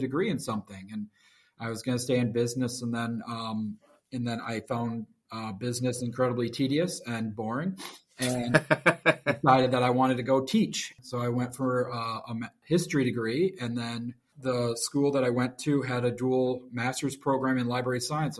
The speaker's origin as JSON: {"language": "English", "town": "Grand Rapids", "region": "Michigan", "country": "United States", "tie": "born or raised there", "said": "I was born in Grand Rapids, Michigan. I have not moved very far"}